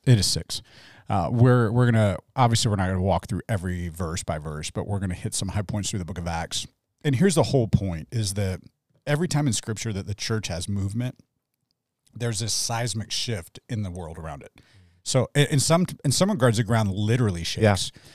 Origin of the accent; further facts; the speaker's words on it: Midwest, United States; now in Tucson, United States; I came from the Midwest, like, near Kentucky